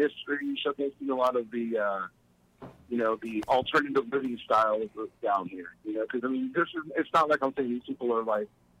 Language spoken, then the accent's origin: English; Dallas, Texas, United States; moved away as an adult; now in New Braunfels, United States; Growing up in the Dallas-Fort Worth area